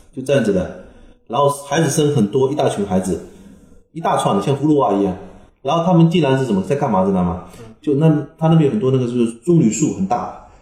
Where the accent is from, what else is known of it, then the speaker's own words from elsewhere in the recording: Fujian, China; also born or lived in Xiamen; 我们福建人、广东人迁来的比较彪悍